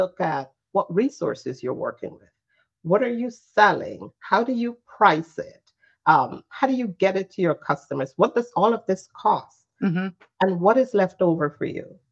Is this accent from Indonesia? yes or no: no; Guyana; now in New Jersey, United States; I'm originally from Guyana